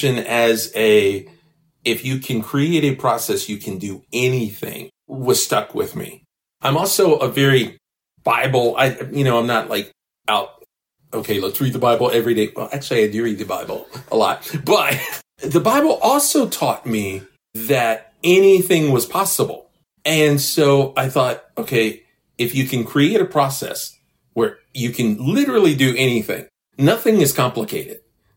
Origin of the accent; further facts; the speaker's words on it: Memphis, Tennessee, United States; I grew up in the Orange Mound community